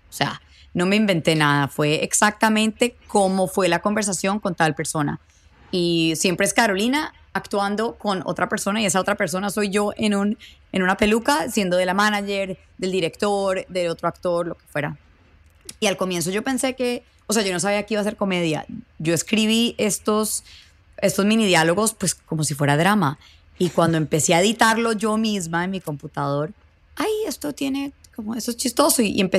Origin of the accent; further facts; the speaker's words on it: Mexico; me lo estás diciendo porque soy mexicana y tengo acento, pero no, no soy indígena, no soy Native American